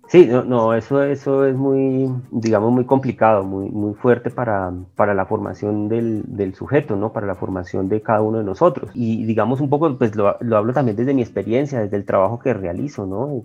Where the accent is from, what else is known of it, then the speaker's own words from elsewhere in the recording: Colombia; como colombiano